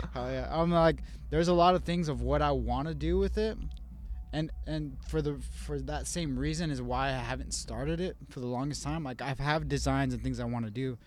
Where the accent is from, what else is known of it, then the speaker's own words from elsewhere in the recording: Las Cruces, New Mexico, United States; also born or lived in Albuquerque, New Mexico; I was born in Las Cruces